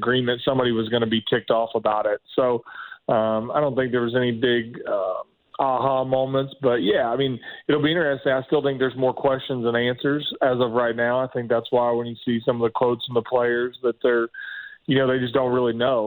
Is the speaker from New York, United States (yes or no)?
no; Richmond, Indiana, United States; moved away as an adult; also born or lived in Oklahoma; I was a kid from Richmond, Indiana